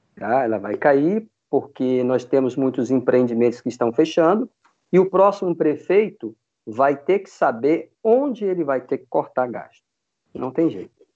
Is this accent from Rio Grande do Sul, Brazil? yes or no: no; Manaus, Amazonas, Brazil; moved away as an adult; now in Vitória, Brazil; eu sou amazonense. Eu nasci em Manaus. Eu vim para Vitória, eu me mudei para Vitória em 94